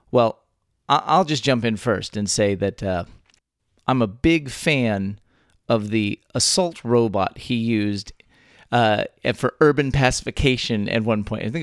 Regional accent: Texas, United States; born or raised there

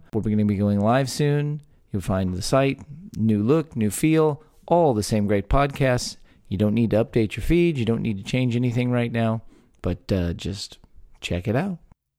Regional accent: Texas, United States; a talk show about Texas by Texans, where three friends born and raised in the Lone Star State

